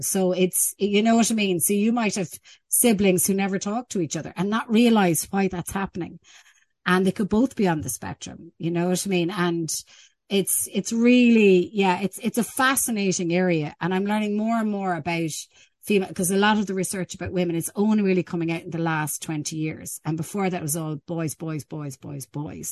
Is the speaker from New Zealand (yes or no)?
no; Ireland; we're actually quite good in our attitude as an Irish people, as an Irish culture